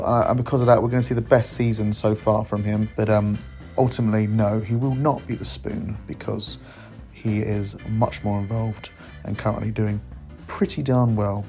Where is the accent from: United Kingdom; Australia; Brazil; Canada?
United Kingdom; Beaconsfield, South East England; I'm all the way from sunny Beaconsfield. I mean, Beaconsfield, definitely Beaconsfield.